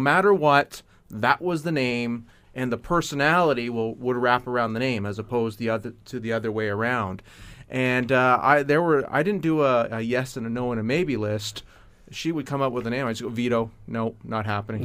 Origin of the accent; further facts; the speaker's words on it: Canada; being a Canadian